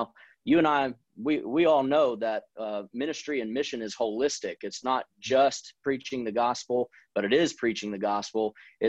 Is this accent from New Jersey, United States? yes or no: no; New Orleans, Louisiana, United States; also born or lived in Spartanburg, South Carolina; now in Clarkston, United States; I'm originally from New Orleans, and I'm the son of immigrant foreign born parents. And so they're from South Africa and they moved over this direction. So I'm from New Orleans, and I've also spent a lot of time up in Spartanburg, South Carolina.